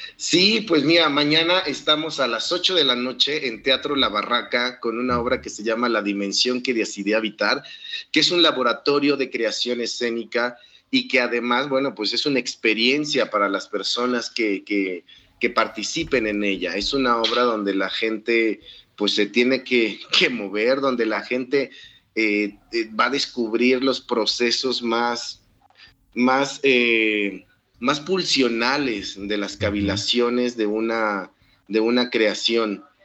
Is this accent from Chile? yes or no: no; Mexico; nosotros como, mexicanos